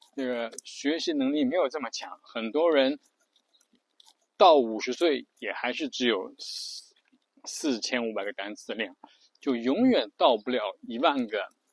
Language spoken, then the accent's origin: Chinese; China; 我们作为中国人